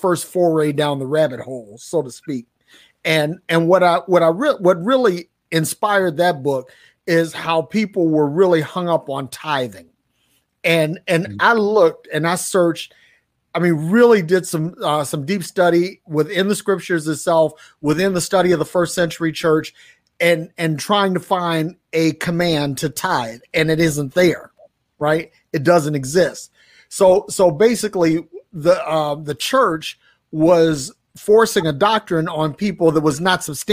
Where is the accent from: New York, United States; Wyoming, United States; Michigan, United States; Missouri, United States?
Michigan, United States; Detroit; I grew up in Detroit